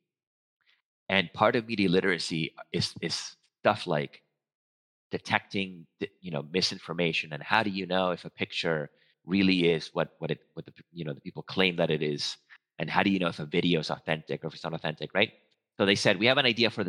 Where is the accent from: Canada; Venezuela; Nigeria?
Venezuela; first language Spanish; English is a second language; moved away; I'm a native Spanish speaker. I'm from Venezuela